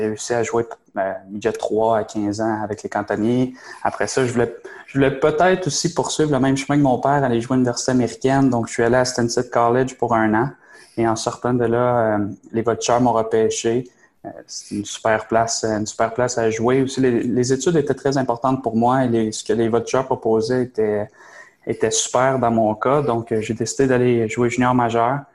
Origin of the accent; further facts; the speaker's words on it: Sherbrooke, Quebec, Canada; J'ai grandi à Sherbrooke, donc tout mon, tout mon hockey mineur a été fait à Sherbrooke